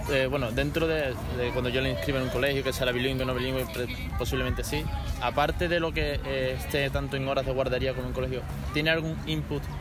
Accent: Italy; porque yo soy italiano

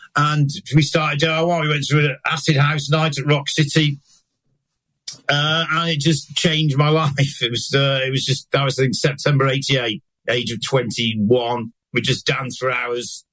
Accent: Manchester, North West England, United Kingdom; growing up in Manchester, north of England in the 80s

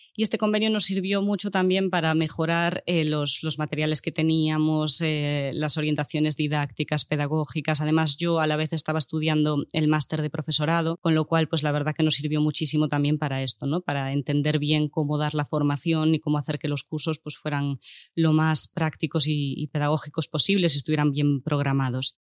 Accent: Lugo, Galicia, Spain; now in Barcelona, Spain; yo soy de Lugo

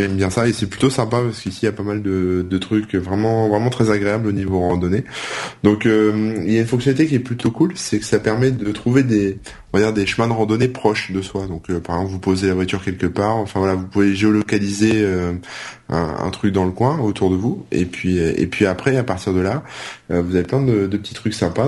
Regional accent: the North, Hauts-de-France, France; now in Auvergne, France; je suis du Nord

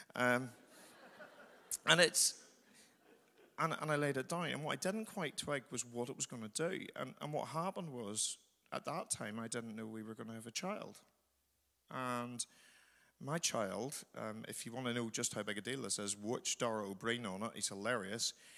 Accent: Northern Ireland, United Kingdom; moved away; I'm from Northern Ireland

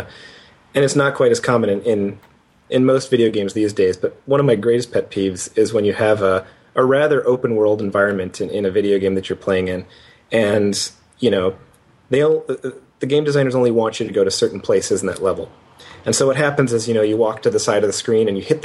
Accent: Canada; I'm Canadian

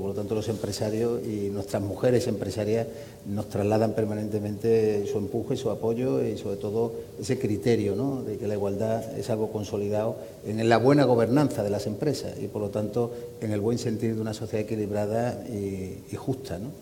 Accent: Andalusia, Spain; accent: Andalusian; los que somos andaluces

